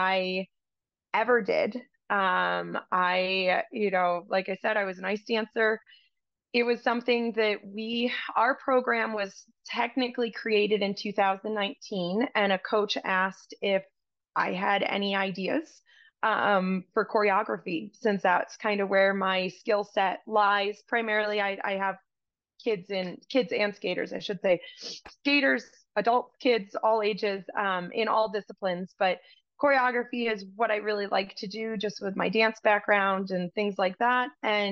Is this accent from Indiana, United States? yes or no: no; upstate New York, United States; moved away as an adult; now in Spokane, United States; I'm originally from New York, and like many in the upstate New York area, winters were very, very long